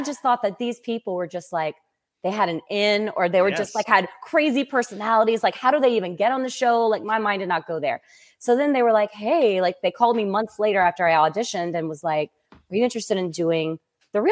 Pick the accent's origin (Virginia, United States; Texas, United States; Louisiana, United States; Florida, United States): Louisiana, United States; south of New Orleans; also born or lived in Hattiesburg, Mississippi / Los Angeles / Montreal / Boston; I'm from south of New Orleans